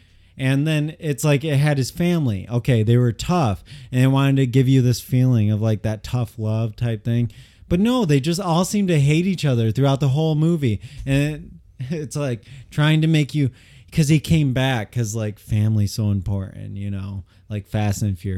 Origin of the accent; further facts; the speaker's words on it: Midwest, United States; I grew up in the Midwest too, like from not like a upper class family